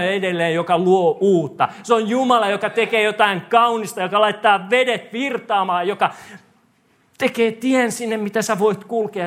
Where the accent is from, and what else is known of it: Korso, Uusimaa, Finland; moved away